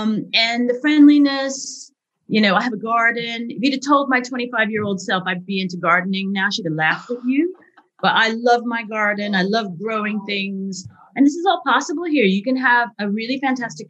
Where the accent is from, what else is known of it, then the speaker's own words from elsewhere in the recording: United States; moved away as an adult; now in Leeds, United Kingdom; I'm American by birth